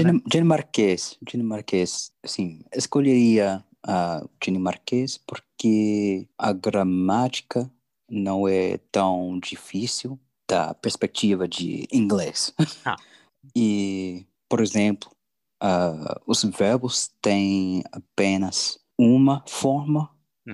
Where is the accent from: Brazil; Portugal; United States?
United States; Florida; Portuguese is a second language; now in California, United States; eu cresci na Flórida e uhum. agora moro na Califórnia.